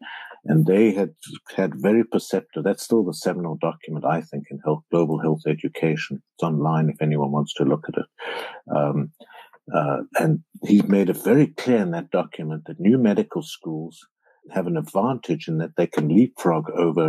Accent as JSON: {"language": "English", "country": "Namibia", "tie": "born or raised there", "moved": "yes", "said": "I flew to Namibia, my home country"}